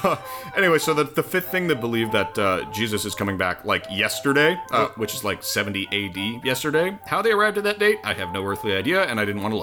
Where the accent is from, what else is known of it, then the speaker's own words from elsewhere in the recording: Illinois, United States; also born or lived in Wisconsin; we're from Illinois.